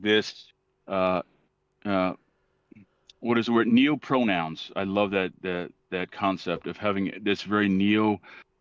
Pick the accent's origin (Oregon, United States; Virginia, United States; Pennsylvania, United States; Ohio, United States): Pennsylvania, United States; Philadelphia; growing up in Philadelphia